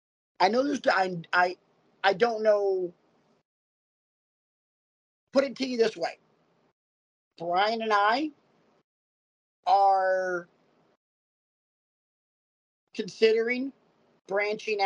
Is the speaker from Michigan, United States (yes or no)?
no; Oxford, Alabama, United States; Me growing up in Oxford, Alabama